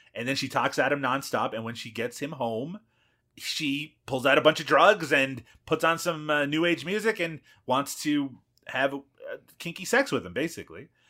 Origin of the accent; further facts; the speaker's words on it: Newfoundland and Labrador, Canada; I'm from Newfoundland